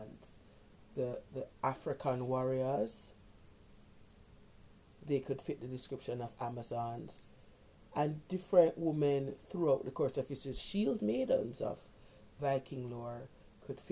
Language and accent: English; Jamaica; growing up in Jamaica